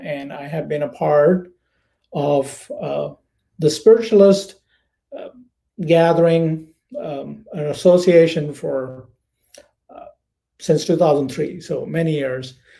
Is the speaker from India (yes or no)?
yes; India; moved away as an adult; also born or lived in United States; now in Florida, United States; I am from India. I was born, raised, educated there. I have been in the United States since 2002